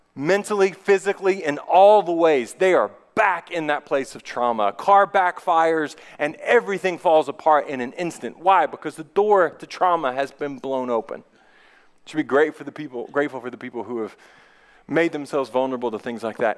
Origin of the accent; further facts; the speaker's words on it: United States; I'm a male, I am white, I am middle class, I am an American